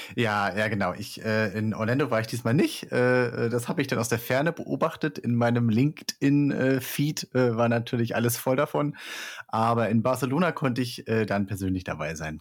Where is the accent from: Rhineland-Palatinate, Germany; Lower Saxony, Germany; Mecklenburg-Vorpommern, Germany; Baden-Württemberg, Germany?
Mecklenburg-Vorpommern, Germany; Rostock; now in Catalonia, Spain; aus der Region, wo ich herkomme. Ich komme aus Rostock